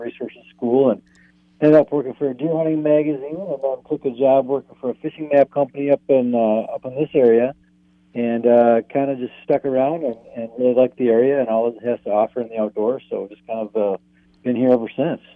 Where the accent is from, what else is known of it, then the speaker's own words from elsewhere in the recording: Oshkosh, Wisconsin, United States; now in Two Harbors, United States; I'm actually from Wisconsin originally. I'm a transplant up here